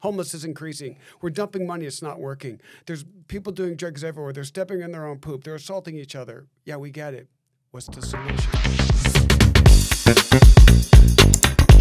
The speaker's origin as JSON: {"language": "English", "town": "San Diego", "region": "California", "country": "United States", "said": "we're from San Diego"}